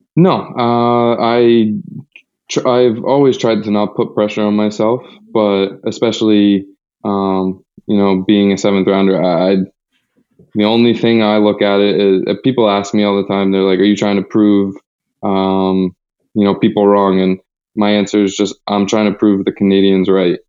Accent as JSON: {"language": "English", "country": "United States"}